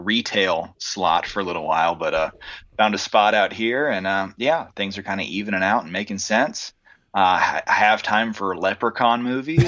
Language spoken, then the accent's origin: English; Texas, United States; I'm from Texas.